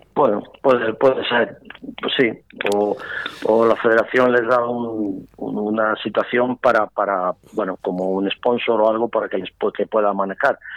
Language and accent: Spanish; Valladolid, Castile and León, Spain; yo soy pucelano